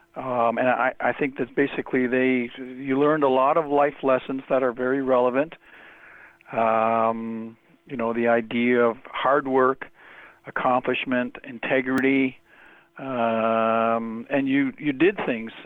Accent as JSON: {"language": "English", "town": "Toronto", "region": "Ontario", "country": "Canada", "tie": "born or raised there", "said": "I grew up in Toronto."}